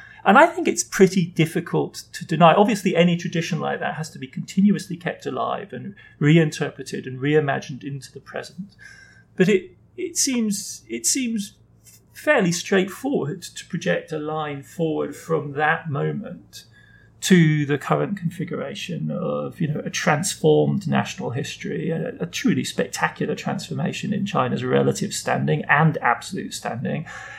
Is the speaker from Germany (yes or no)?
yes; Germany; I mean, I grew up in West Germany. I grew up in the period of Ostpolitik, of transformation through engagement.